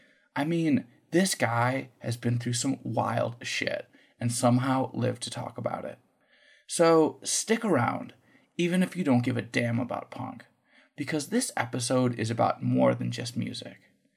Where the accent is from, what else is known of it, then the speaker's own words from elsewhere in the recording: outside of Chicago, Illinois, United States; growing up outside of Chicago